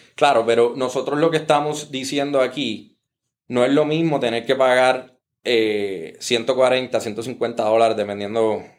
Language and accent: Spanish; Puerto Rico